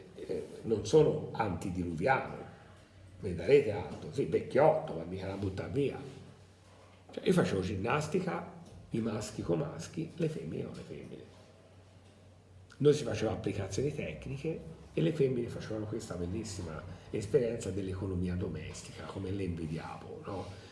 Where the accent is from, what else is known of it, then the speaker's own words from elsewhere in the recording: Tuscany, Italy; non sono, uh, un abitante di Bergamo, un, nato a Bergamo, però che sono toscano